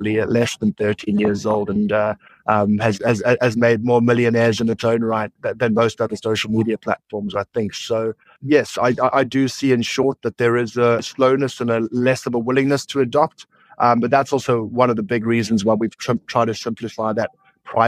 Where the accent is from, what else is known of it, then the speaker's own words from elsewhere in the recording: South Africa; I'm also a South African